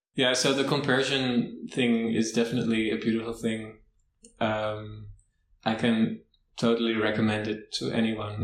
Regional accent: Amsterdam, North Holland, Netherlands; I'm from Amsterdam, from the Netherlands

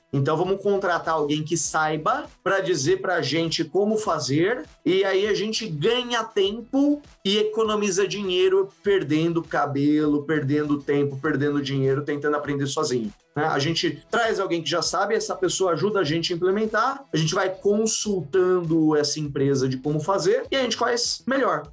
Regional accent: São Paulo, Brazil; Eu sou de São Paulo, né? Eu venho ali da, da zona leste de São Paulo, do, do São Mateus

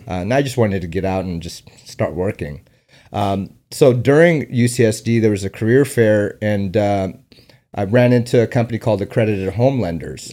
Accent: San Diego, California, United States; also born or lived in Afghanistan / Omaha, Nebraska / New York; I grew up in San Diego.

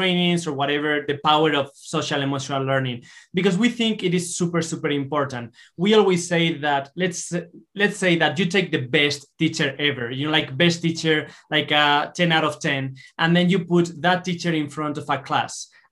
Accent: Spain; moved away as an adult; now in Utah, United States; we are originally from Spain, but we are based on Utah

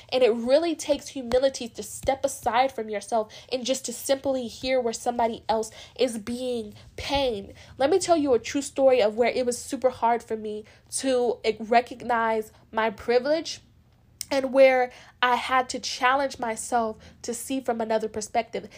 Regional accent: United States; as being a black American, I have because I'm black, but I'm also American legally

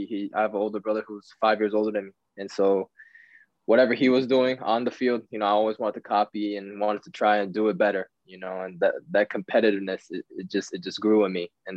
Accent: Tokyo, Japan; born there; Like you said, I was born in Tokyo, and my father was actually a professional trainer for a club in Japan.

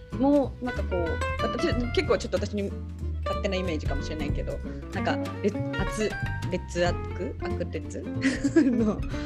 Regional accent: Hachinohe, Aomori, Japan; 地元の八戸にはさ、そのエンブリっていう

